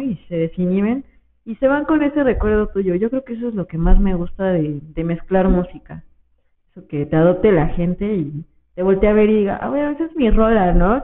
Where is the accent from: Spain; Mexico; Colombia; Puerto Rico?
Mexico; crecí ahí en San Ramón